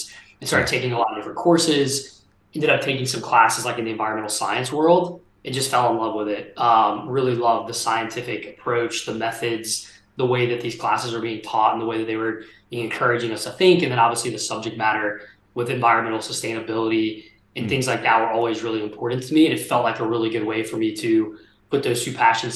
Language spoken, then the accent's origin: English; Port Allen, Louisiana, United States; I grew up actually in South Louisiana, a small town called Port Allen, just outside of Baton Rouge, right there on the Mississippi River.